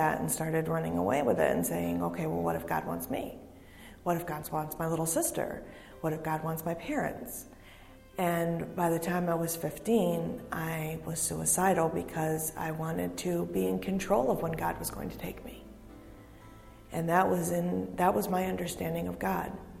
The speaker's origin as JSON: {"language": "English", "town": "Hudson Falls", "region": "New York", "country": "United States", "said": "I'm from Hudson Falls, and I've been going to New Hope on and off for 7 years"}